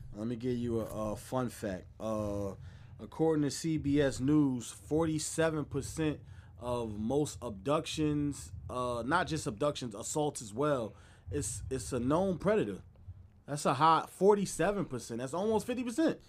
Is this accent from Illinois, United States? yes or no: no; New Jersey, United States; I'm from Jersey